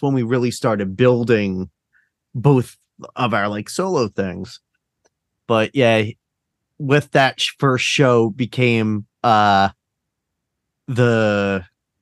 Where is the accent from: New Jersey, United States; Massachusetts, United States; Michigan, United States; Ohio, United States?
New Jersey, United States; I'm from Jersey